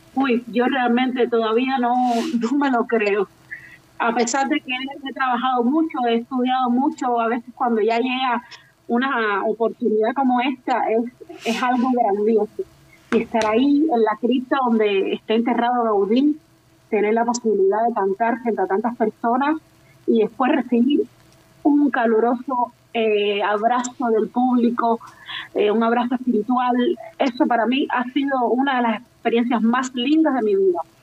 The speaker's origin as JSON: {"language": "Spanish", "country": "Cuba", "moved": "as an adult", "lives_now": "Spain", "said": "somos muchos cantantes cubanos"}